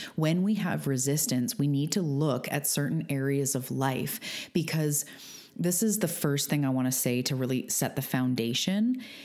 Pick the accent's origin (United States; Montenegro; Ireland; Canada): Canada; I'm a Canadian